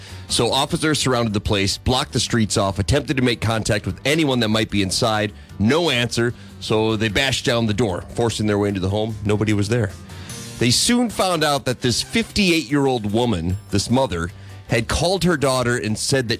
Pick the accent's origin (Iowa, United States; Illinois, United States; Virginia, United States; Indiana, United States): Iowa, United States; I'm from Iowa. We don't have any teams here.